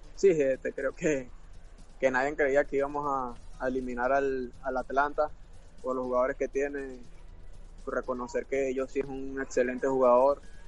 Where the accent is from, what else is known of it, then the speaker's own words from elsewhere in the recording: Venezuela; moved away as an adult; now in United States; somos, somos venezolanos los dos